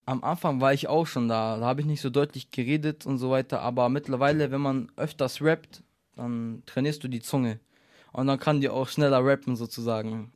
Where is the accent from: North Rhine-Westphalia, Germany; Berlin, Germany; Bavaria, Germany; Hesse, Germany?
Bavaria, Germany; Munich; Neuperlach, von wo ich komme